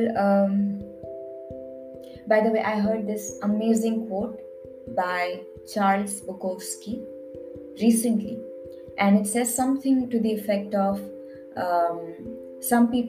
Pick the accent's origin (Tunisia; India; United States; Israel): India; I'm Indian